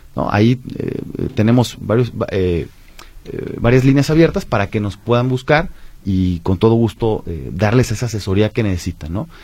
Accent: Mexico; como mexicanos

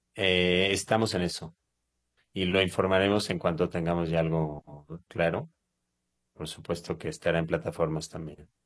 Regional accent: Mexico; moved away; also born or lived in Israel; yo soy mexicano, yo soy mexicano, a pesar de mi apariencia, este, yo soy absolutamente mexicano. Yo nací en México y viví, pues, mm, cuatro quintas partes de mi vida en México

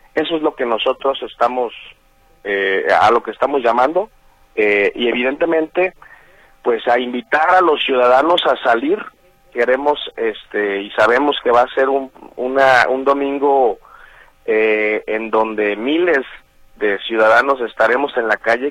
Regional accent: Mexico; lo que nos toca a nosotros como como mexicanos

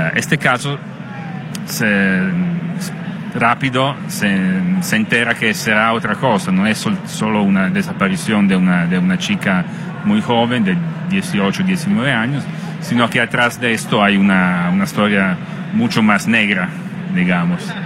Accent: Italy; Spanish is a second language

